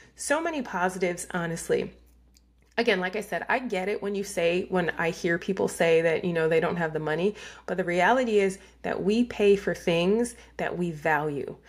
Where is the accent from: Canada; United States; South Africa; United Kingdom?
United States; New York; I was raised in New York